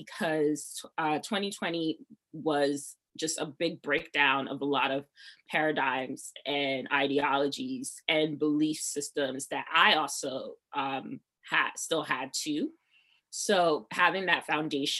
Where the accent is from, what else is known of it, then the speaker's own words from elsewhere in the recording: Piscataway, New Jersey, United States; also born or lived in Nigeria (ancestry); I'm from Jersey